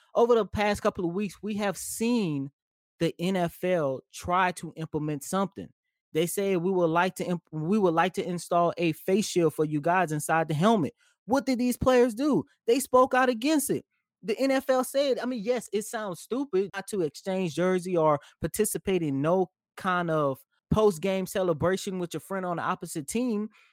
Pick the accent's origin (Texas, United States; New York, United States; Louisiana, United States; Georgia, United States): Louisiana, United States; New Orleans; that is my hometown. That is my home city